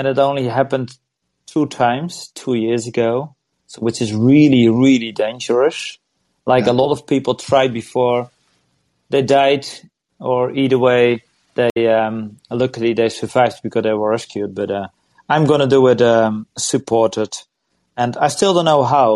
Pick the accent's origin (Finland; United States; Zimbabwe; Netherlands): Netherlands; I'm from Holland